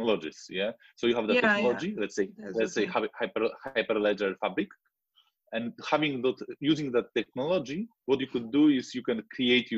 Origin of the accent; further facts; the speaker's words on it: Wrocław, Lower Silesian Voivodeship, Poland; I am from Poland. Yeah, from Wrocław, which is a city near south west border